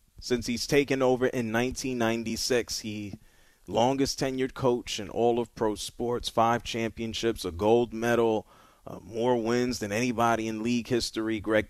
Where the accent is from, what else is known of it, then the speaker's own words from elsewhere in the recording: New York City, New York, United States; He played football where I grew up in the Bronx, New York.